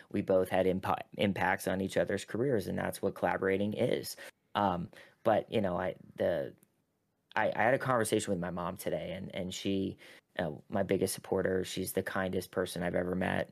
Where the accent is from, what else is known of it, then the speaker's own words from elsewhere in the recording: Pittsburgh, Pennsylvania, United States; moved away; I had a, a piece come out in the Pittsburgh Post Gazette, which is my hometown